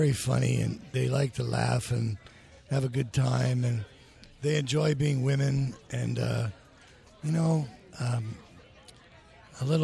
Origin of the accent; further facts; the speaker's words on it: Chicago, Illinois, United States; now in Los Angeles, United States; I'm from Chicago.